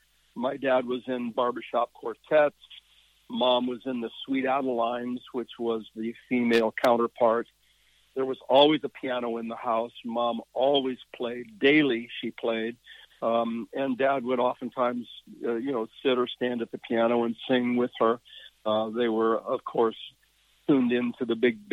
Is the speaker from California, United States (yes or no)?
no; Yakima Valley, Washington, United States; My formative years were actually in the Yakima Valley, if you know Washington State at all.